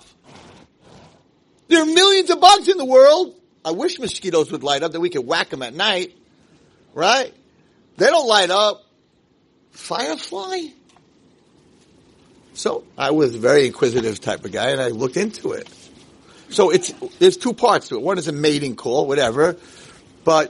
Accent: Muncie, Indiana, United States; moved away; I grew up in Muncie

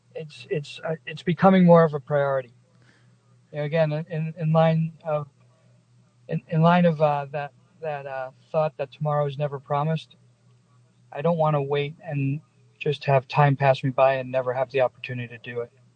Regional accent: Long Island, New York, United States; also born or lived in New Jersey; now in Las Vegas, United States; I grew up on Long Island uh, and and then in New Jersey

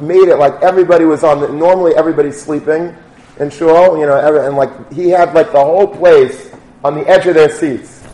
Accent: Long Beach, New York, United States; when I was a kid and growing up in Long Beach

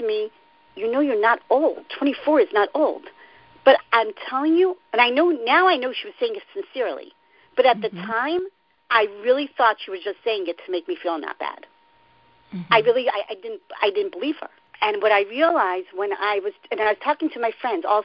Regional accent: Baltimore, Maryland, United States; moved away as an adult; now in Israel; I'm from Baltimore.

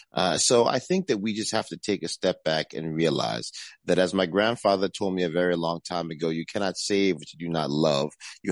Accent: Yonkers, New York, United States; I'm from Yonkers, New York, which is the third largest city in New York State, outside of New York City.

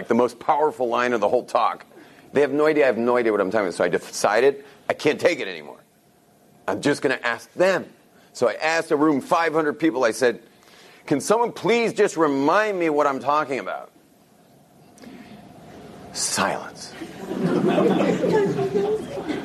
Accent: California, United States; moved away; I grew up in California, where things are very external

